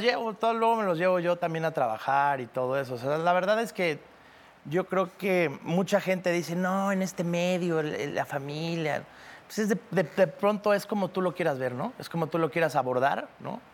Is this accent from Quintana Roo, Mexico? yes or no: yes; Cancún, Quintana Roo, Mexico; Yo crecí en Cancún